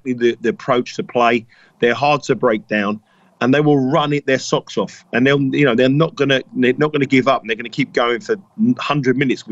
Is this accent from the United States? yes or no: no; England, United Kingdom; I'm an Englishman